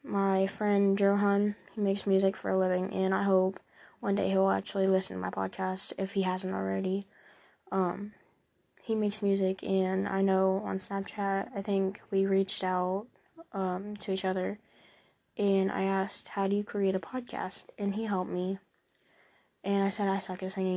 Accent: Ohio, United States; I'm from Ohio. I'm 13 years old

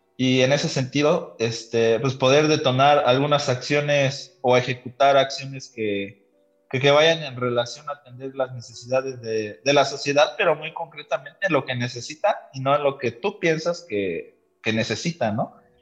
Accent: Valle, State of Mexico, Mexico; born or raised there; also born or lived in Toluca

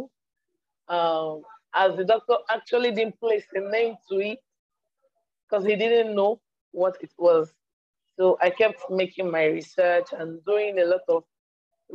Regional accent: eastern Nigeria, Nigeria; I live in Nigeria. I'm from Nigeria, the eastern part of Nigeria.

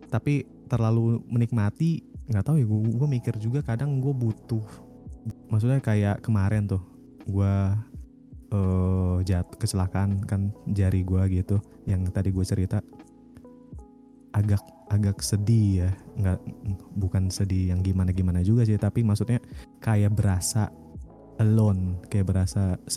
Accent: Pakistan; pengen ke Pakistan gitu kan ke tempat asal gue

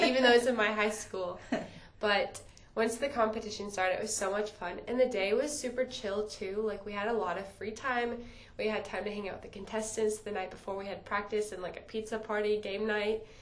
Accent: Indiana, United States; it's my hometown

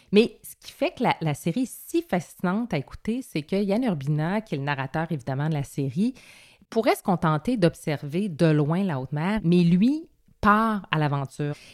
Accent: Quebec, Canada; J'ai un nom de française, dit, mais je suis québécoise

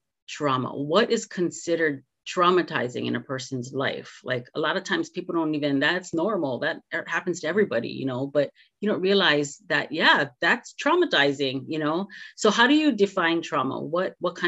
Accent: Hawaii, United States; growing up in Hawaii

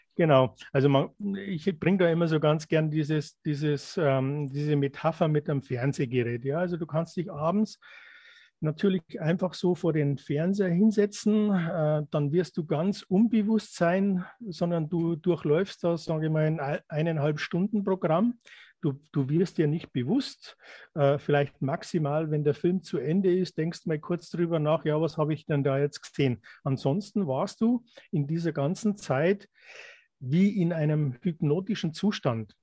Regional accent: Germany; wir sind hier in Deutschland aufgewachsen

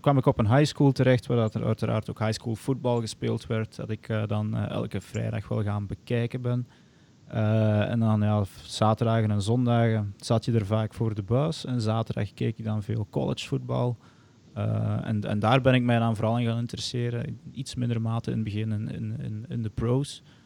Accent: Antwerp Campine, Flanders, Belgium; also born or lived in Arkansas; afkomstig uit de Antwerpse Kempen, meer bepaald. Eh, ik woon in Mol

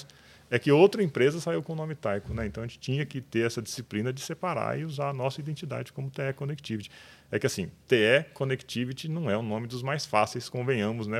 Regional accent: Olímpia, São Paulo, Brazil; Eu sou de Olímpia desde quando ninguém conhecia Olímpia

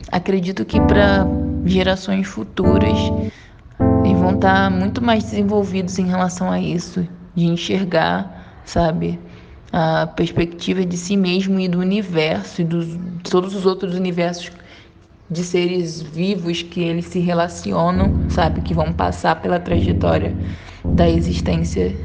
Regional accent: Nova Iguaçu, Rio de Janeiro, Brazil; moved away as an adult; now in Minas Gerais, Brazil; Sou do Rio de Janeiro, carioca. Fui morar em Nova Iguaçu com 5 para 6 anos. Morei até os 22 anos em Nova Iguaçu e agora resido em Minas Gerais

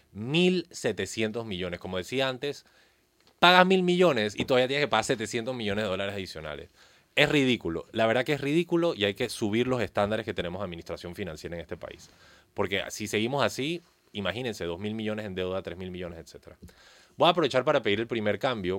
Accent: Panama; como panameños no podemos seguir aceptando cosas como la cinta costera 3

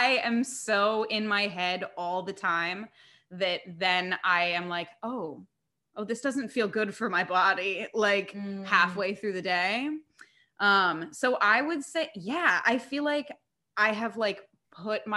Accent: Indiana, United States; moved away as an adult; now in New York, United States; growing up in Indiana

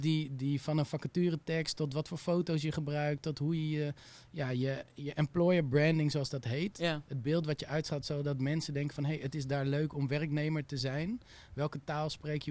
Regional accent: Utrecht, Netherlands; moved away as an adult; also born or lived in Amsterdam; ging ik weer terug naar Utrecht, waar ik vandaan kom

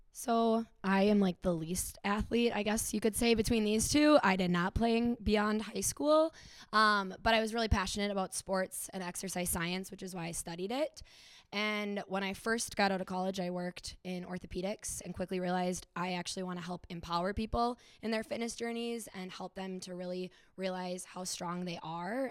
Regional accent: Stillwater, Minnesota, United States; I am from Stillwater, Minnesota

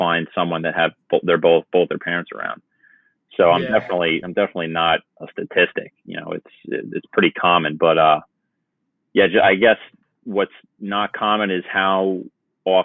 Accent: Long Island, New York, United States; moved away as an adult; also born or lived in Virginia; now in Barnegat, New Jersey, United States; I was born in Virginia and then moved to New York when I was 7 to live with my mother and her family

